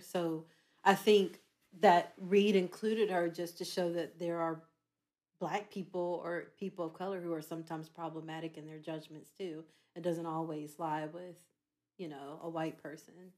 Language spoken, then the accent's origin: English; Charlotte, North Carolina, United States; I am from Charlotte, North Carolina